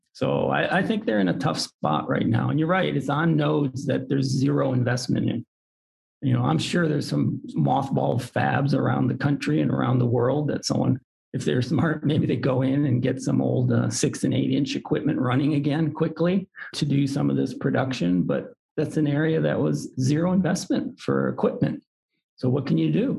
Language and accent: English; Detroit, Michigan, United States; I was born in Detroit, so there's there's auto industry in my blood